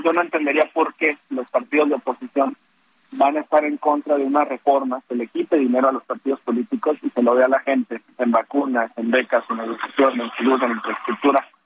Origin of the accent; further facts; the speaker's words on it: Guadalajara, Jalisco, Mexico; yo soy de Guadalajara, represento al Estado de, de Jalisco.